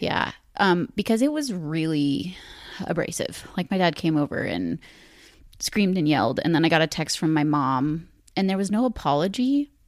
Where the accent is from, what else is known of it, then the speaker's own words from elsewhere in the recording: Ashland, United States; growing up in Ashland